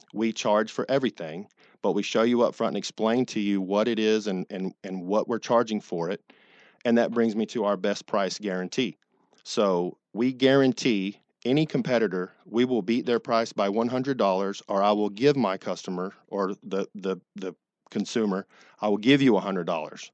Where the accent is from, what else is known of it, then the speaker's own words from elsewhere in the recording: Dallas, Texas, United States; moved away; I'm originally from Texas